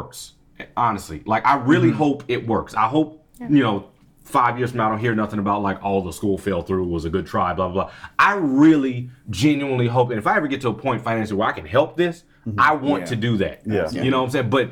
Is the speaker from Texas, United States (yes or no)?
yes; Texas, United States; I'm a nigga from Texas